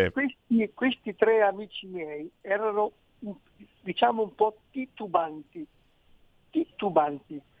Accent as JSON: {"language": "Italian", "region": "Veneto", "country": "Italy", "said": "sono veneti come me di origine"}